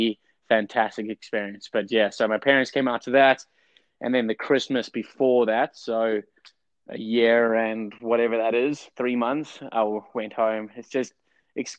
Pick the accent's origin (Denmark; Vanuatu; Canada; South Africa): South Africa; Durban, KwaZulu-Natal; also born or lived in Atlanta, United States; now in Utah, United States; I'm from Durban. Yep. So English boy, Durban, grew up by the beach